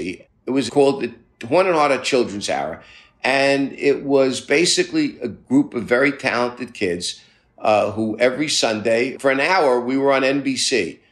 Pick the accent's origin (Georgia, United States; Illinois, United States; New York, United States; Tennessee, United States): New York, United States; New York City; I grew up in Brooklyn, middle-class Jewish family.